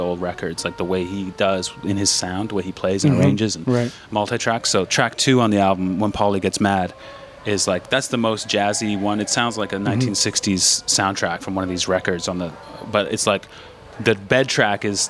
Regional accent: Saskatchewan, Canada; moved away as an adult; also born or lived in Toronto / Berlin; I grew up in Saskatchewan, and then I went to University of Toronto

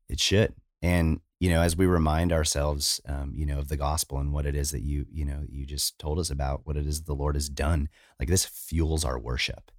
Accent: United States; I'm American, I'm not Japanese

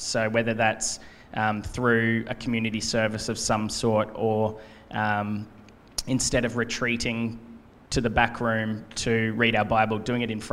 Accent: Gold Coast, Queensland, Australia; also born or lived in United States; On the Gold Coast. I was born here, raised here.

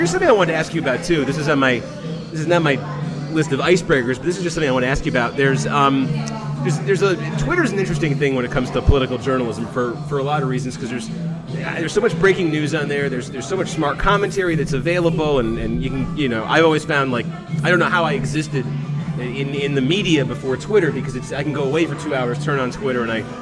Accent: Massachusetts, United States; I grew up in Massachusetts

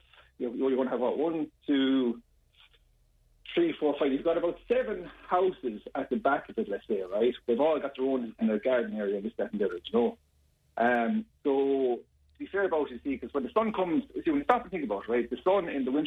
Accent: Yorkshire and the Humber, United Kingdom; You know, like, I was brought up in Temple Moor. I was a young lad. I used to jump those walls running across the park. I know every inch of the area.

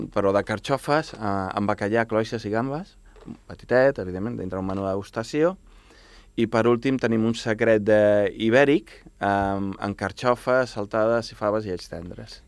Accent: Baix Llobregat, Catalonia, Spain

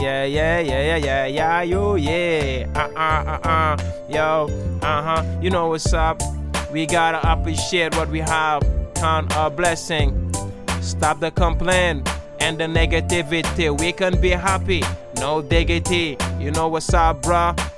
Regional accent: Gambia; also born or lived in Senegal; now in Norway; I was born in Gambia and I grew up between Senegal and Gambia.

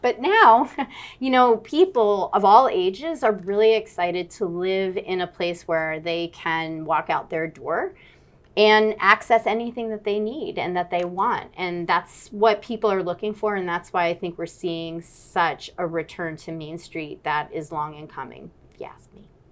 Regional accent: Fairfield, Connecticut, United States; I grew up in Connecticut

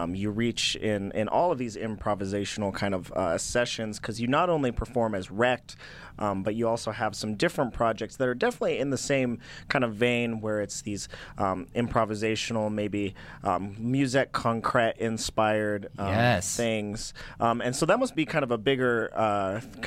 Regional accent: Durango, Colorado, United States; I'm from Durango, Colorado

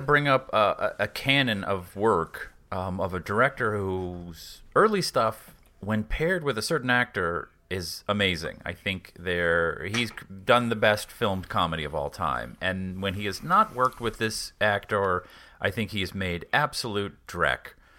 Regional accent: Boston, Massachusetts, United States; I grew up in Boston

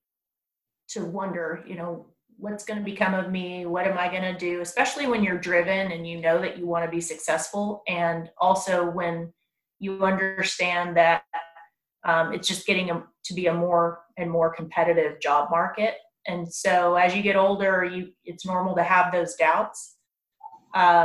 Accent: Round Rock, Texas, United States; also born or lived in San Angelo, Texas / Lubbock, Texas; I grew up right here in Williamson County also. I went to Chisholm Trail Middle School and then Round Rock High School

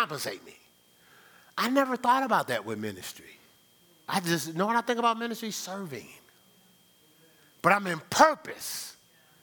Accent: New Jersey, United States; moved away as an adult; now in Ohio, United States; I'm from New Jersey

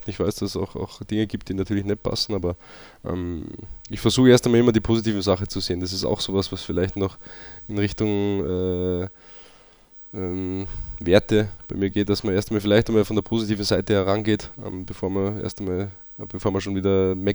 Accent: Austria; aber auch einfach Österreich meine Heimat ist, ich auch ähm, dankbar bin, dass ich auch da äh, daherkomme und auch da noch Wurzeln habe und auch noch immer wieder hinkomme.

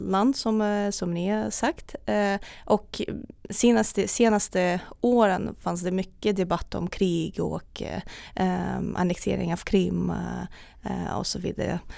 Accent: Republic of Karelia, Russia; born there; Ja, eh, jag föddes i Karelen, eh, norra Ryssland, eh, nära finska gränser.

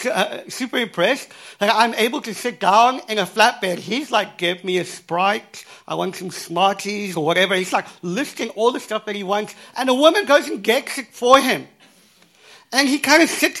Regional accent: Cape Town, Western Cape, South Africa; I was born in Cape Town, in South Africa.

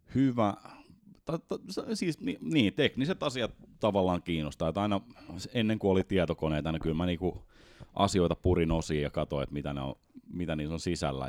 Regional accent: Helsinki, Uusimaa, Finland; moved away as an adult; now in Espoo, Finland; mä oon alun perin Helsingistä ja sitten mä oon pikkuhiljaa espoolaistunut.

